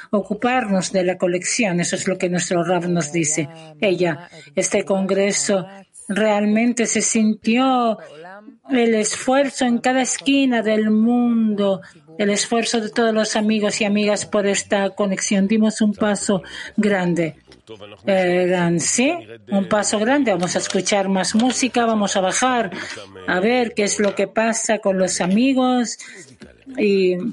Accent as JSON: {"language": "Spanish", "town": "Donetsk", "region": "Donetsk Oblast", "country": "Ukraine", "moved": "yes", "lives_now": "Odesa, Ukraine", "said": "soy de Donetsk eh, y ahora estoy en Odessa"}